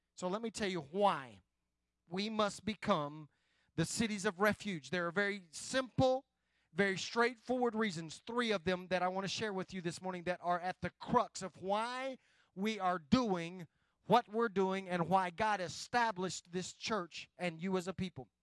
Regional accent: West Oklahoma, United States; moved away; I grew up in a little bitty town, West Oklahoma

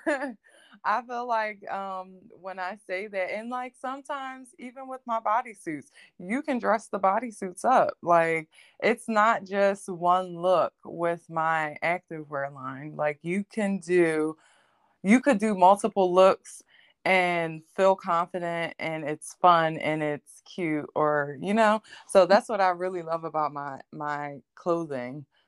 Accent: Philadelphia, Pennsylvania, United States; I'm from Philadelphia, um, Pennsylvania

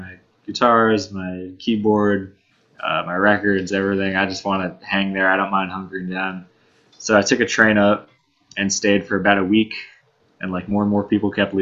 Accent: New York City, New York, United States; also born or lived in Pennsylvania; I'm from Manhattan.

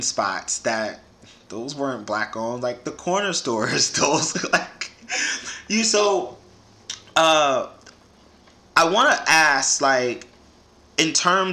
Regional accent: New York City, New York, United States; growing up in the Bronx

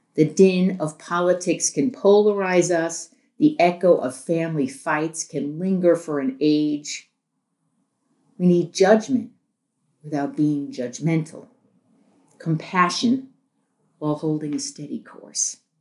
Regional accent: New York City, New York, United States; I grew up in New York City

